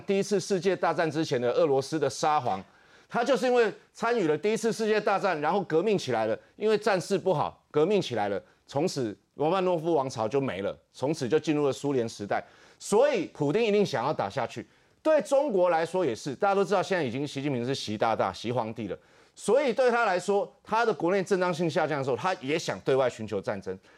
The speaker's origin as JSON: {"language": "Chinese", "country": "Taiwan", "said": "我们台湾人"}